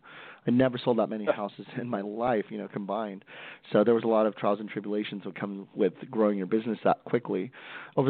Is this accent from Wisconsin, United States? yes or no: no; Stockton, California, United States; I'm from Stockton, California, one of the roughest cities in the United States, born and raised there